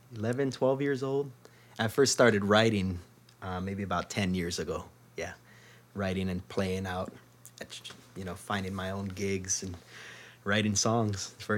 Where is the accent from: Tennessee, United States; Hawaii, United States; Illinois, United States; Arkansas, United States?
Hawaii, United States; Maui; moved away as an adult; now in Seattle, United States; I'm from Maui.